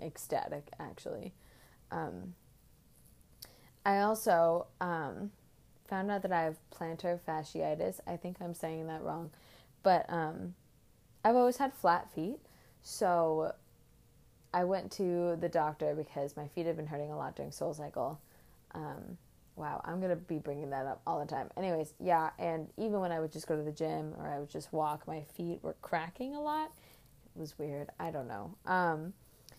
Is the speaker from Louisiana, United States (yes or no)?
no; Oakland, California, United States; now in Boston, United States; I'm from Oakland, California